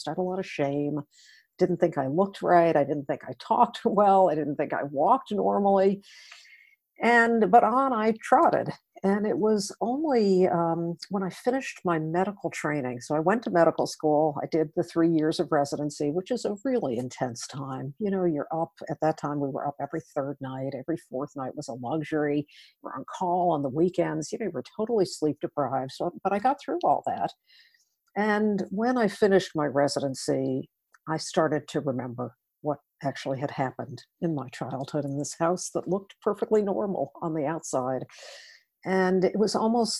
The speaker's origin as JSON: {"language": "English", "region": "outside of New York City", "country": "United States", "tie": "born or raised there", "said": "I grew up outside of New York City in a middle-class family"}